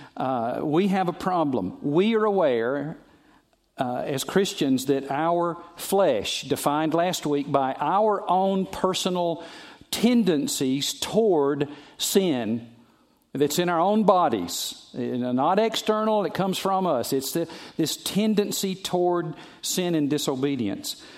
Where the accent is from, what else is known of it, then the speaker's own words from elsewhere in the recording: the South, United States; I'm from the South